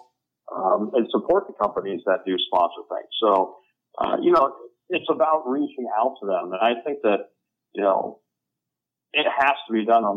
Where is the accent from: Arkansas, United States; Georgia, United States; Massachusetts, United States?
Georgia, United States; Atlanta; born or raised there